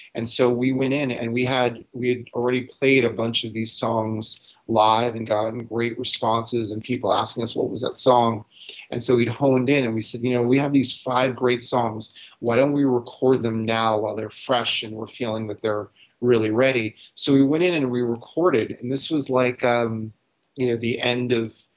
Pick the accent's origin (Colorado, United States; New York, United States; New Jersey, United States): New York, United States; New York City; growing up in New York